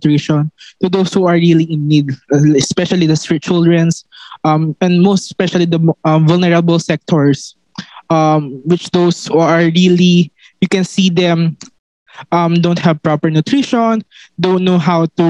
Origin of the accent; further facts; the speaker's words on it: Philippines; from the Philippines